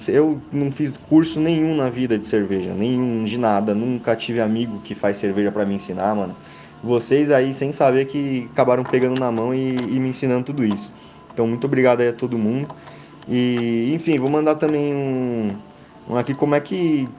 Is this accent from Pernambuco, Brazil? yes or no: no; São Paulo, Brazil; Sou de São Paulo